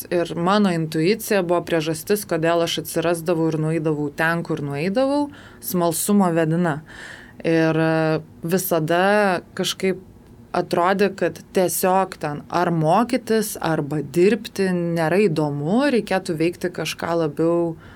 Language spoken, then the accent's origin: Lithuanian; Lithuania; esu lietuvė, bet kaip sakau, tos lietuvybės manyje yra labai nedaug. Kodėl? Nes e, mano tėvai yra baigę abu rusų mokyklas, tėtis turi lietuvišką pavardę